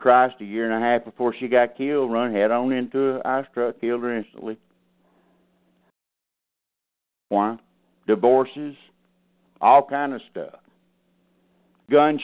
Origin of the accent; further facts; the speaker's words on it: South Alabama, United States; moved away; I drove to South Alabama. I drove back to my hometown that night.